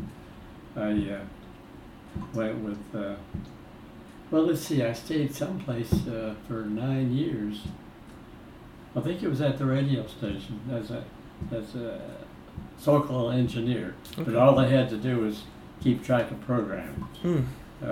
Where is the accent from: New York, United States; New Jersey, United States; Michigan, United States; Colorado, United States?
New York, United States; Syracuse; moved away as an adult; also born or lived in Rochester, New York; I was born in Syracuse